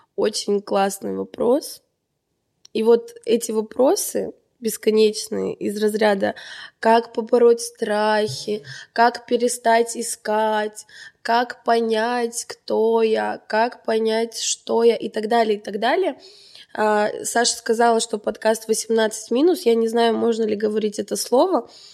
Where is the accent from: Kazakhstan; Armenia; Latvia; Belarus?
Armenia; moved away as an adult; now in Moscow, Russia; Я как настоящая армянка